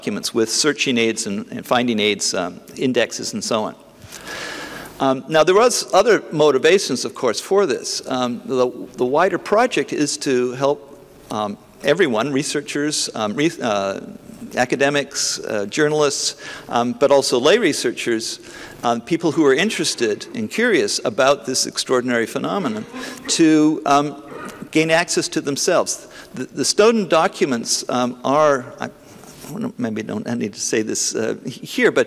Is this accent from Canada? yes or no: yes; Canada; I'm a Canadian